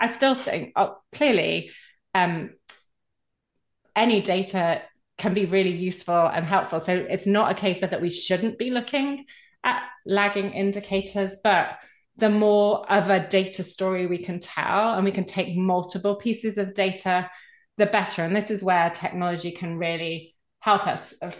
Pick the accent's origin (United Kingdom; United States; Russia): United Kingdom; So particularly can say that being a Brit, but you're not an island